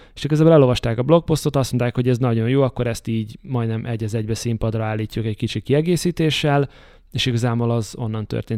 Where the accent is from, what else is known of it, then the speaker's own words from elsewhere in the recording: Debrecen, Hajdú-Bihar, Hungary; moved away as an adult; Debrecenben nagyon sokat hívnak vissza, ahol születtem meg, iskolába jártam, gimnázium végéig.